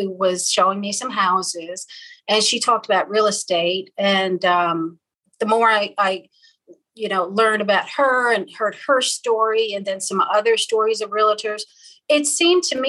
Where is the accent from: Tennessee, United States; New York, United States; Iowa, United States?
New York, United States; moved away as an adult; also born or lived in Bronx, New York; now in Bartlesville, United States; I'm originally from New York. I was born in the Bronx, raised, about an hour outside of New York City